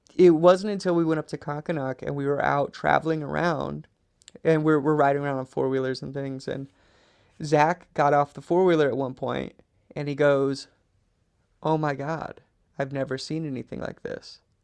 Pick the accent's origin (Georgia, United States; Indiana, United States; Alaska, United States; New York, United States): Alaska, United States; Trapper Creek; moved away; we lived in a cabin in Trapper Creek